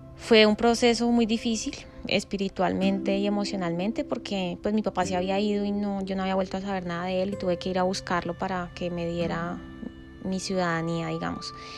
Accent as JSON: {"language": "Spanish", "country": "Colombia", "tie": "born or raised there", "also_born_or_lived": "Texas, United States", "moved": "as an adult", "said": "crecí en Colombia"}